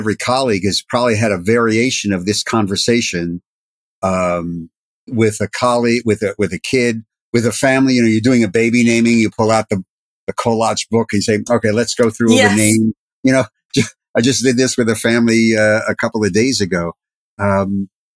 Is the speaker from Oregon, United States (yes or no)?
no; New Jersey, United States; I'm from New Jersey